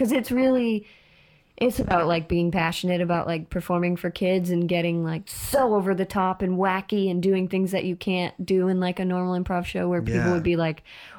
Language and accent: English; Boston, Massachusetts, United States; also born or lived in Florida; Florida. I'm Boston and then Florida and then here.